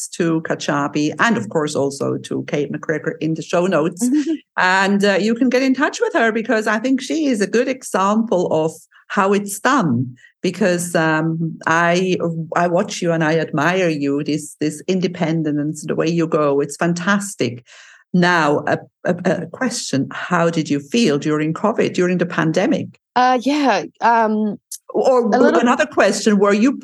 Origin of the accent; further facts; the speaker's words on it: Switzerland; moved away; I'm originally from Switzerland